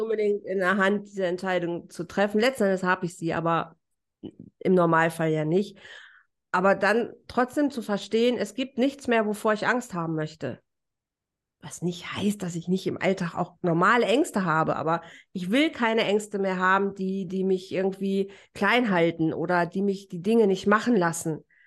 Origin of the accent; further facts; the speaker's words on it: Germany; moved away as an adult; now in Mallorca, Spain; als Deutscher